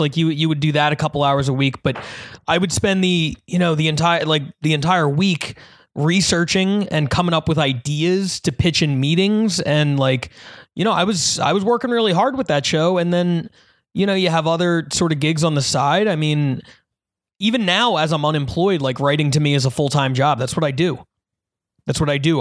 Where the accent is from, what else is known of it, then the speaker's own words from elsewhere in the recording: New Jersey, United States; in New Jersey, which is where I was born